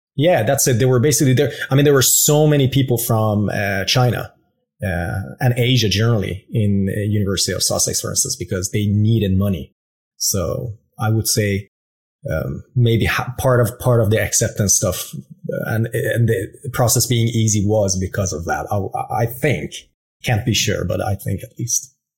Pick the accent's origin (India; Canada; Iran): Iran; moved away as an adult; raised in Iran. Yeah, exactly. Until I was about 21